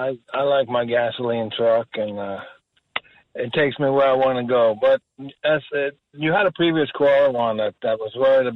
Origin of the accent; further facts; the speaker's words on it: Norway; now in Freehold, United States; I come from Norway, and I lived here for quite a while.